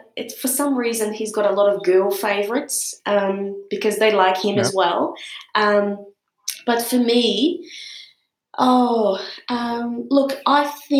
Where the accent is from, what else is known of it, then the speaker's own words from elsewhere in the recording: Brazil; moved away; I was born in Brazil